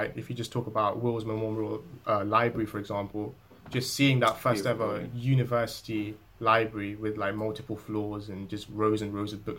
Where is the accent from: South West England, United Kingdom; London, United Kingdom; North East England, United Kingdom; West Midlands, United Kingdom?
London, United Kingdom; moved away as an adult; now in Bristol, United Kingdom; we're both from London